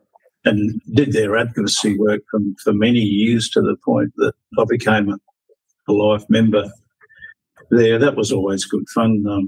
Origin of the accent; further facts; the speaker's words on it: South Australia, Australia; born there; And being South Australian born, I thought, well, I'll go for the Crows.